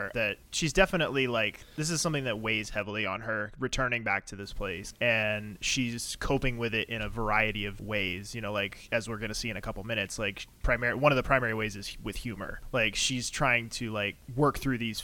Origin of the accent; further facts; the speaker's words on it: Virginia, United States; I grew up in Virginia